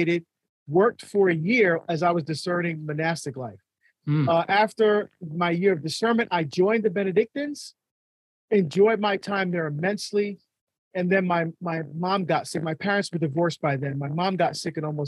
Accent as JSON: {"language": "English", "country": "Barbados", "tie": "born or raised there", "moved": "yes", "lives_now": "United States", "said": "I was born in Barbados in the West Indies, and we're first generation to come to the United States"}